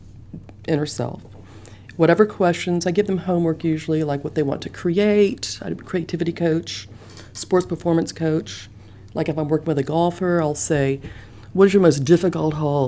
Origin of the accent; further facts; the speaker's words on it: Memphis, Tennessee, United States; I grew up in Memphis